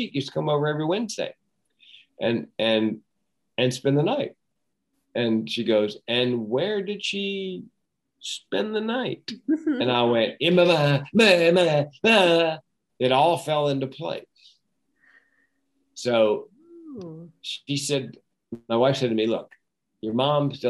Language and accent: English; North Carolina, United States; we grew up in North Carolina where everybody smoked.